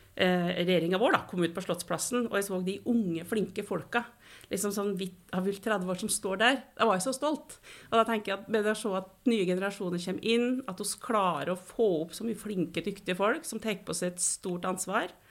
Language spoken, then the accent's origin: Norwegian; Kvam, Innlandet, Norway; moved away as an adult; also born or lived in Trøndelag; now in Oslo, Norway; jeg bodde i Trøndelag til jeg var fire år, og så flytta vi til Kvam